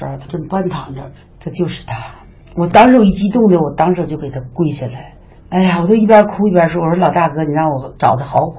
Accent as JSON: {"language": "Chinese", "town": "Tangshan", "region": "Hebei", "country": "China", "said": "而且呢，我们唐山人呢，和比方说我吧，嗯，我也从地震中的这个阴影走出来，我现在的生活很好，很幸福。"}